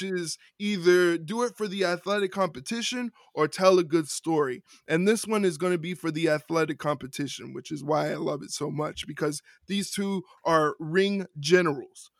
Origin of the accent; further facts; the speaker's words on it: New York, United States; As a New Yorker